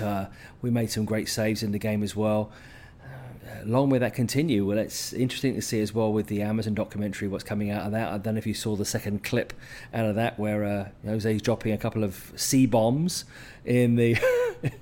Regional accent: Vancouver, British Columbia, Canada; my hometown in Vancouver

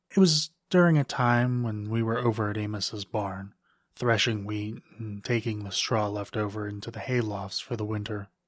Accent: Lancaster, Pennsylvania, United States; I grew up in Lancaster, Pennsylvania, an hour or so outside of Philadelphia. You probably know it as the place with all the Amish people. I wasn't raised Amish, but I had a lot of Amish friends.

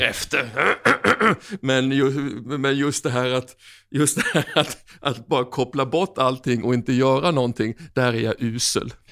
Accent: Oskarshamn, Kalmar County, Sweden; moved away as an adult; now in South Africa; min hemkommun Oskarshamn

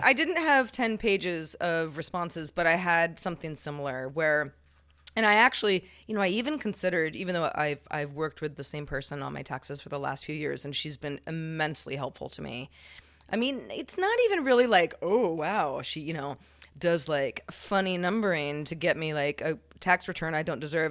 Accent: California, United States; growing up in California, where Spanish is, is very prevalent

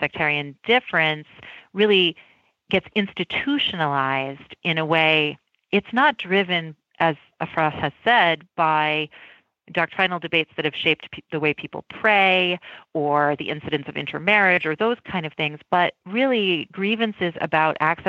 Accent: United States; as an American

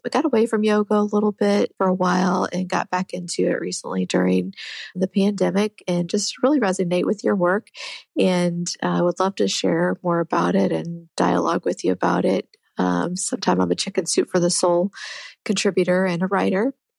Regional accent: Illinois, United States; And actually, I'm also from Central Illinois

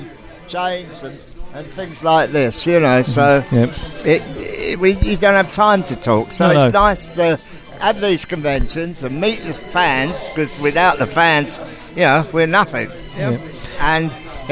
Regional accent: Southend-on-Sea, East of England, United Kingdom; my hometown

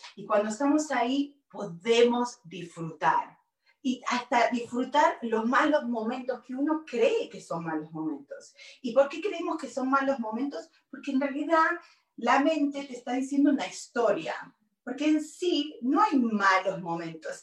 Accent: Argentina; moved away as an adult; also born or lived in Virginia, United States; now in Los Angeles, United States; soy argentina, vine hace 29 años de Argentina y me vine de Argentina a Buenos Aires a Virginia.

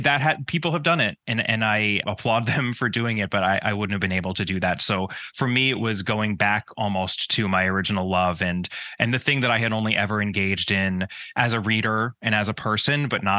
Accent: New York, United States; So I grew up in the suburbs of New York. In the States, we call it the tri-state area. It's New York, New Jersey, and Connecticut.

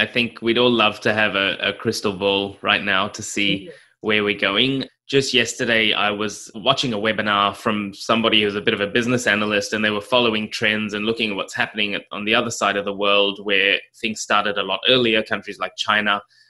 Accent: South Africa; also born or lived in Australia; I grew up in South Africa. Well, mixed between Australia. I was born in Australia and spent some of my childhood in South Africa.

